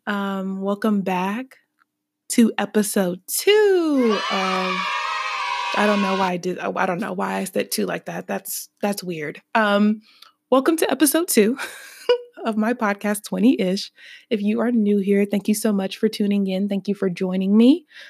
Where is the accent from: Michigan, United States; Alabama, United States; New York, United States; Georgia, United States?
Alabama, United States; Birmingham; I am from Birmingham, Alabama.